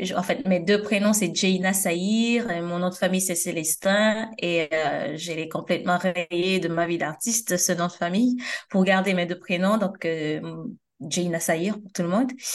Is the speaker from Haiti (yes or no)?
yes; Port-au-Prince, Ouest, Haiti; now in France; j'ai grandi et, euh, à Turgeot à Oturjo, euh, dans, une, dans un quartier qu'on appelle la Grotte, Cité Gabriel.